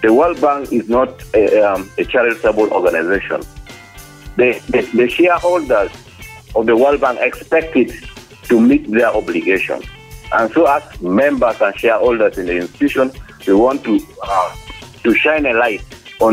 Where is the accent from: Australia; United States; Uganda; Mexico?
Uganda; Lango sub-region; we are independent citizens from Langok sub-region